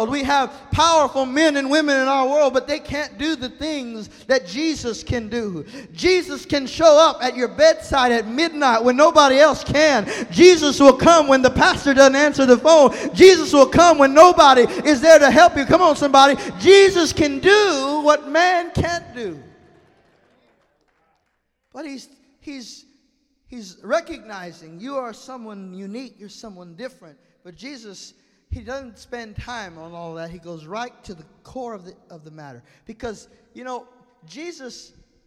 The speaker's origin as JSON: {"language": "English", "region": "Texas", "country": "United States", "said": "I'm from Texas, and in Texas, you haven't been served until your food is falling off of the plate"}